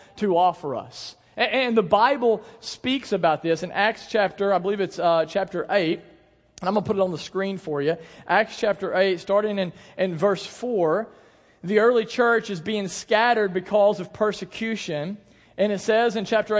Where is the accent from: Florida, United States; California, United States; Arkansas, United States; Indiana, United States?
Arkansas, United States; Paragould; I grew up in Paragould